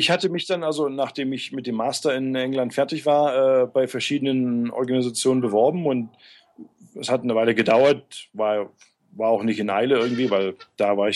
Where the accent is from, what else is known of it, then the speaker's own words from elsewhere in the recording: Görlitz, Saxony, Germany; Äh, aus Görlitz, also gar nicht so weit weg